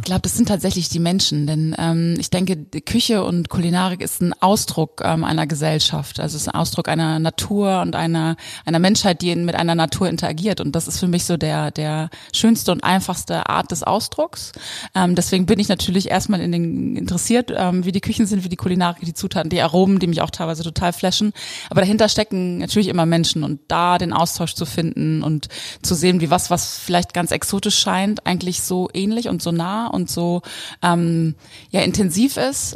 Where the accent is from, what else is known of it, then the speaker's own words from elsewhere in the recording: East Frisia, Lower Saxony, Germany; moved away; also born or lived in Texas; ich bin ja in der Einöde Ostfrieslands aufgewachsen